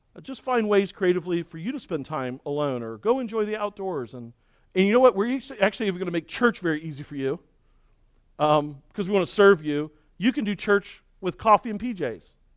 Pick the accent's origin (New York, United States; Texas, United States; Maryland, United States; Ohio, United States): Maryland, United States; Baltimore; moved away; where I grew up in Baltimore